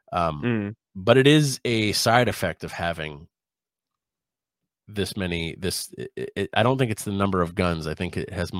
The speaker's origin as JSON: {"language": "English", "country": "United States", "said": "as an American"}